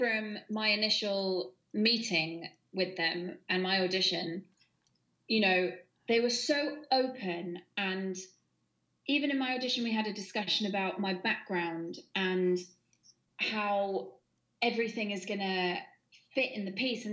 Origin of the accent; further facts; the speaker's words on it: United Kingdom; also born or lived in Bournemouth; I grew up in Elster and Bournemouth